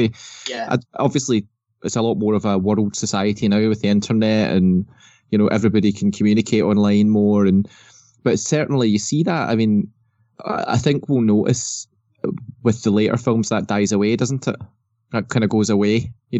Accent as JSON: {"language": "English", "region": "Scotland", "country": "United Kingdom", "said": "I told them I was from Scotland"}